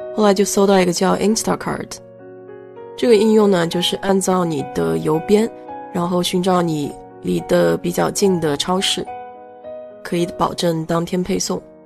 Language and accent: Chinese; China; now in United States; 我们中国人